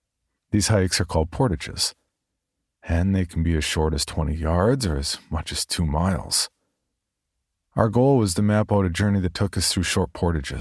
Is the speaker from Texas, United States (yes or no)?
yes; San Antonio, Texas, United States; I grew up in San Antonio, Texas, and this was as far from home as I could get.